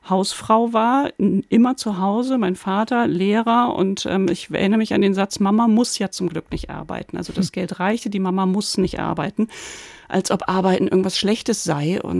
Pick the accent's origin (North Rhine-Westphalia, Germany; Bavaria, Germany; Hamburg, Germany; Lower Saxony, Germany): Lower Saxony, Germany; Den habe ich in meiner Jugend oft in den Dorfdiskos in Ostfriesland gehört